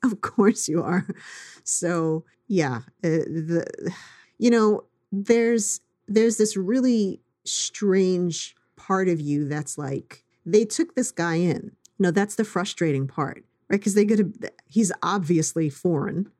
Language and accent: English; New York, United States; as a New Yorker